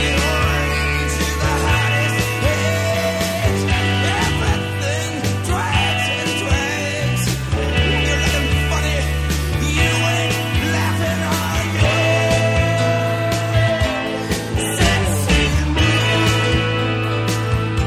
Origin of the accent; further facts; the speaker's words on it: St. Paul, Minnesota, United States; I'm from St. Paul